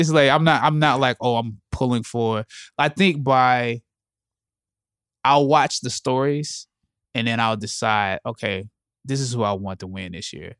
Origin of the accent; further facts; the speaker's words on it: Anderson, South Carolina, United States; I'm from Anderson, South Carolina